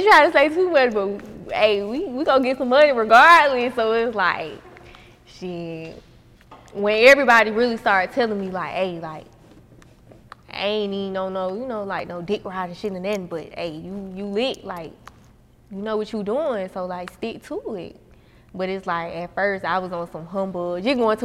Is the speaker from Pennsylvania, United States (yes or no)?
no; Atlanta, Georgia, United States; I was raised on the South Side.